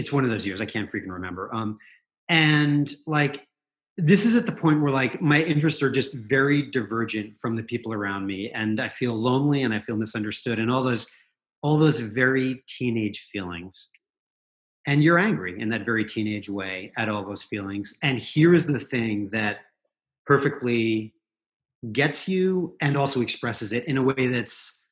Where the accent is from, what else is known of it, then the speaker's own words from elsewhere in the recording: New Jersey, United States; moved away as an adult; I grew up in New Jersey